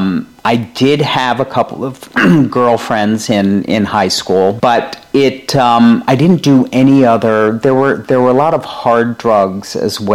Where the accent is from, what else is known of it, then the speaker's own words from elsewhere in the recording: Rhode Island, United States; moved away as an adult; also born or lived in Manhattan, New York; now in New York, United States; since we were babies growing up in Rhode Island.